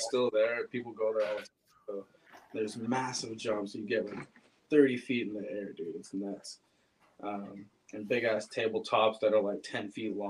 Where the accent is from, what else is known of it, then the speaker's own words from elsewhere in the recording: Pacifica, California, United States; Pacifica. {S5} Okay. {S4} Yeah, I was like in the Cabrillo Mountains in Lindemar. It's like just this one little area.